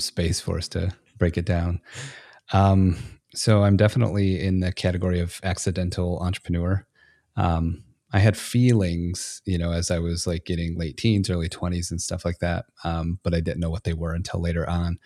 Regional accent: Michigan, United States; moved away as an adult; now in Texas, United States; I was born and raised in Michigan

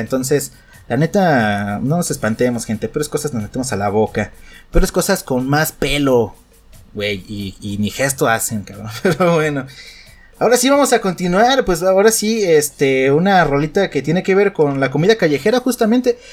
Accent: Mexico

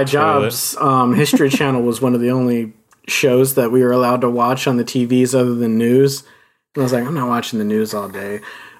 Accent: near Glen Burnie, Maryland, United States; I'm from Glen Burnie.

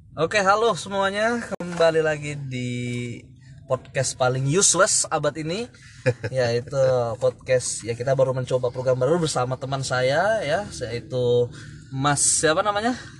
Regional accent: Medan, North Sumatra, Indonesia; gua itu dari Medan sebenarnya ya Medan terus uh, gua lulusan dari universitas negeri di salah satu Sumatera Utara

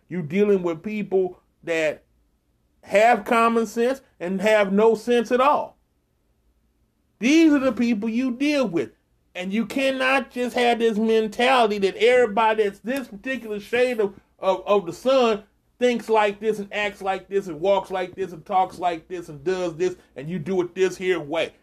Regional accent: Texas, United States; my home state, right there by Louisiana border

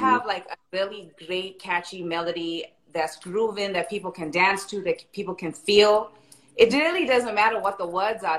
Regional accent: South Africa; now in Los Angeles, United States; I was born and raised in South Africa, um, and I've been in LA for quite some time now

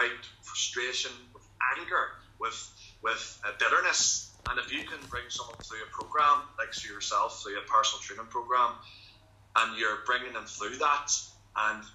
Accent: Lurgan, Northern Ireland, United Kingdom; my hometown

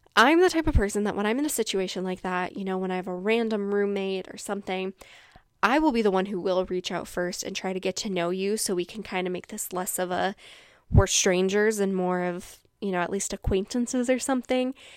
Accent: Washington, United States; I'm from Washington

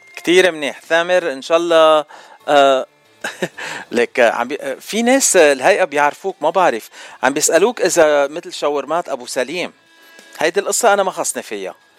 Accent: Lebanon; now in United States; انا بتعرفني من لبنان

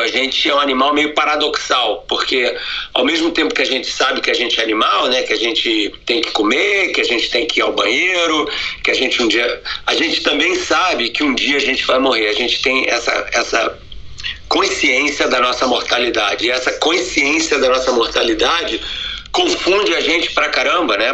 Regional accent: Rio de Janeiro, Brazil; now in United States; eu nasci no Rio de Janeiro, né, numa família judia

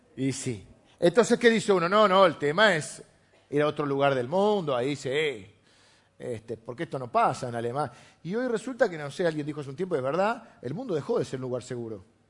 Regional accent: La Plata, Buenos Aires Province, Argentina; yo nací en La Plata

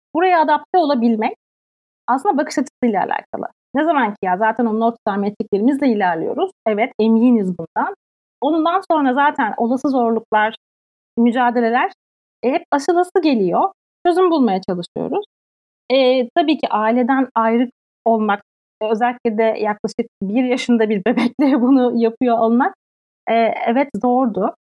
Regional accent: Turkey; moved away as an adult; now in Sweden; bir Türk olarak şu an burada

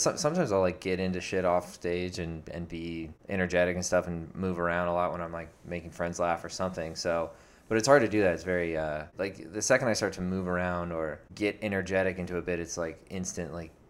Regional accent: Tampa, Florida, United States; moved away as an adult; now in Orlando, United States; Yeah, I'm originally from Tampa. Moved here to go to UCF when I was 18.

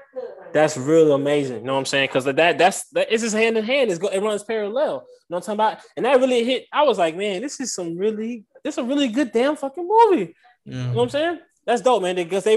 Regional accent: New Orleans, Louisiana, United States; now in Houston, United States; I'm from New Orleans, came out here to Houston.

